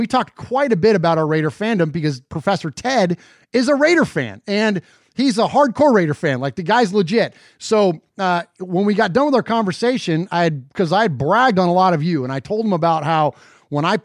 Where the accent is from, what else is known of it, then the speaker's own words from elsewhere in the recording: San Jose, California, United States; So, my hometown of San Jose, uh, California.